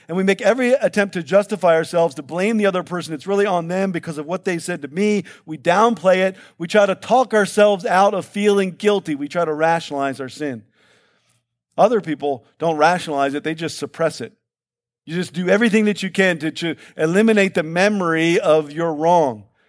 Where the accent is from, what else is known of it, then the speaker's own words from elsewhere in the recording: Baltimore, Maryland, United States; I'm from Baltimore where, where heat and humidity are one and the same, right?